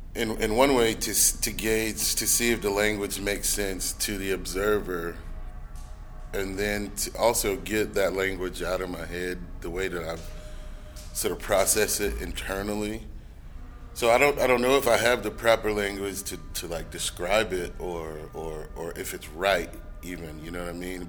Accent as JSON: {"language": "English", "region": "Alabama", "country": "United States", "moved": "yes", "lives_now": "Atlanta, United States", "said": "Alabama, which is my home state"}